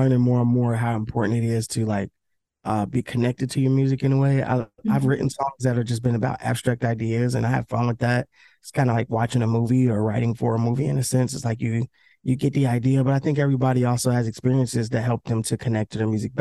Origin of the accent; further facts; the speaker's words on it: Cincinnati, Ohio, United States; I'm from Cincinnati. And Cincinnati ain't that big